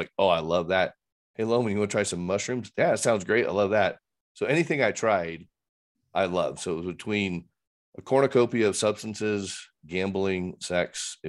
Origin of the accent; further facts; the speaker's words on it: Fort Worth, Texas, United States; maybe because I caused a lot of chaos in Fort Worth, but just growing up in Texas was just a different deal.